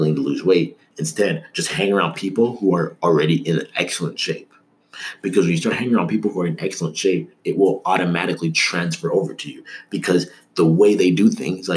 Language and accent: English; Toronto, Ontario, Canada; also born or lived in Markham; someone growing up in Toronto who had decided that he wanted to live in the States